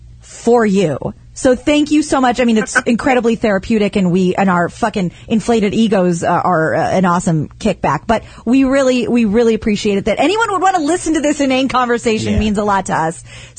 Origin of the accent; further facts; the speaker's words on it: Midwest, United States; I'm from the Midwest